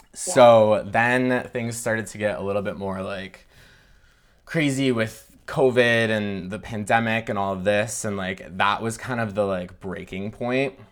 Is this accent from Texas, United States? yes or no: no; Michigan, United States; I grew up in Michigan in a, like, rural town.